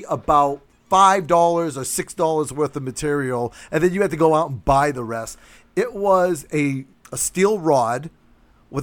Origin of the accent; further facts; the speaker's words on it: New Bedford, Massachusetts, United States; my hometown of New Bedford, Massachusetts